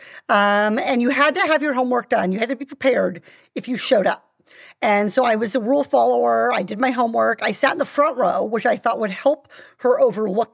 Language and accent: English; Iowa, United States; born or raised there; also born or lived in Orange County, California; now in California, United States